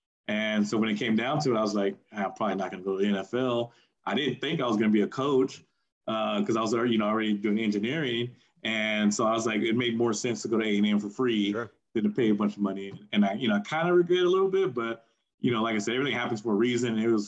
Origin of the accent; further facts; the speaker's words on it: Burbank, California, United States; Because again, I was from Burbank, and a lot of the grade above me was really, really good.